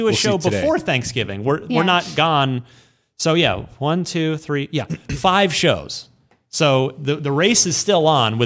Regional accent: Redding, California, United States; I'm from Redding, California.

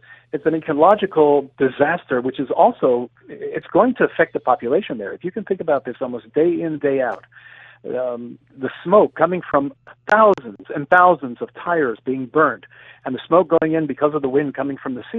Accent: Ashkelon, Southern District, Israel; I grew up in the town of Ashkelon in Israel since I was 10 years old. My family immigrated here when I was 10. This is 48 years ago, so I've been in Israel for quite a long time. I grew up in Ashkelon.

